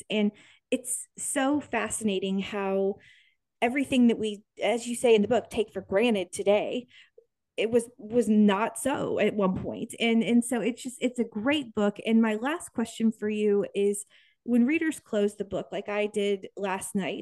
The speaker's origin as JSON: {"language": "English", "town": "Topeka", "region": "Kansas", "country": "United States", "said": "I'm from Topeka"}